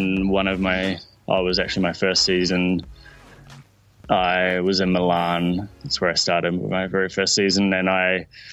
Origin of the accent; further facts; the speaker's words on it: New Zealand; I'm a Kiwi